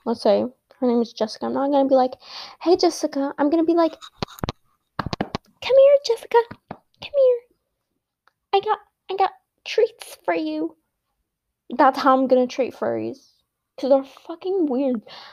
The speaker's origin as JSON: {"language": "English", "country": "United States", "said": "I am an American"}